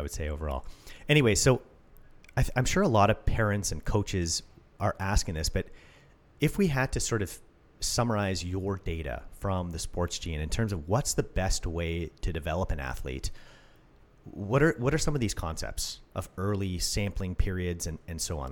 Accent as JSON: {"language": "English", "country": "Canada", "said": "I'm Canadian"}